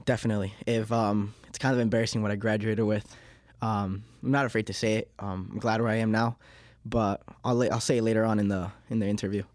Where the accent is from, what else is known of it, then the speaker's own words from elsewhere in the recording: Miami, Florida, United States; accent: Miami; English is a second language; also born or lived in Uruguay; now in Leominster, United States; I was born in Uruguay in nineteen ninety-eight, um, and in two thousand and two, when I was, like, three years old, um, I think it was three, yeah, three years old, um, we, uh, we moved to Miami, Florida